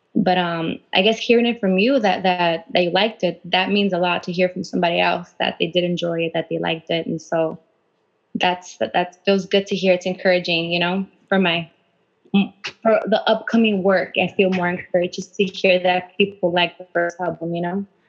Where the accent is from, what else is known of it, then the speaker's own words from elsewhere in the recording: Huntington Park, California, United States; I'm from HP, and uh, we actually went to the same high school, you